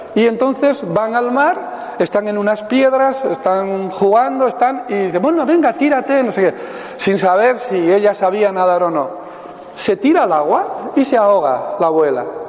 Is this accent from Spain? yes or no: yes; Pamplona, Navarre, Spain; soy de Pamplona, vivo allí